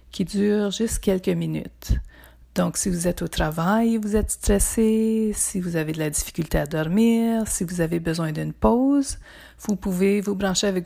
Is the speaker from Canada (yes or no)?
yes; Ontario, Canada; also born or lived in Toronto / Windsor / Montreal / Ottawa; Bon, je viens du nord de l'Ontario, plus spécifiquement du Témiscamingue. J'ai habité à Toronto, à Windsor, à Montréal, à Ottawa et à Saint-Jean-Terre-Neuve.